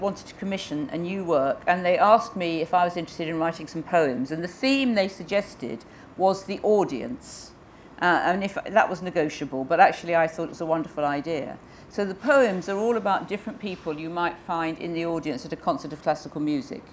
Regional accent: England, United Kingdom; I am English

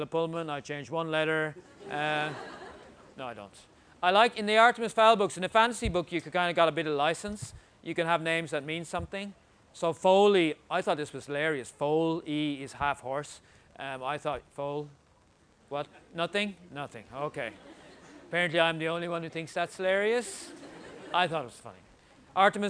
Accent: Ireland; I'm Irish

